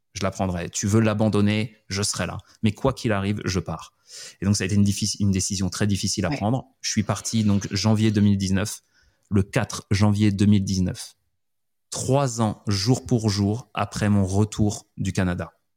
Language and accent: French; Montpellier, Occitania, France; moved away as an adult; moi de Montpellier